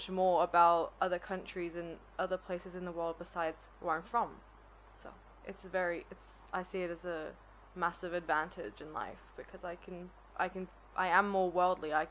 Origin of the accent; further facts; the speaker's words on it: China; I'm a third culture kid. Like, I'm Australian and British, but I grew up in China.